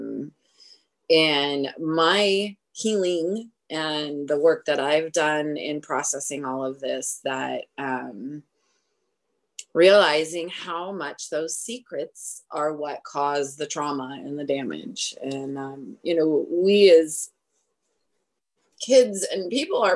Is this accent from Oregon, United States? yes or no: yes; Oregon, United States; I was born in Oregon.